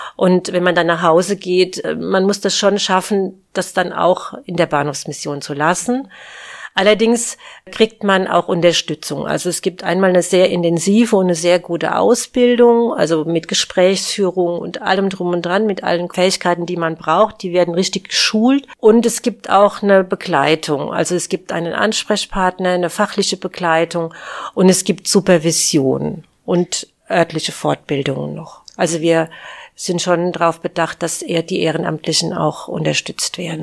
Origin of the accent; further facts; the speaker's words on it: Aschaffenburg, Bavaria, Germany; moved away; ich bin ja in Aschaffenburg geboren und ja, und bin dann hier auch wieder zurückgekehrt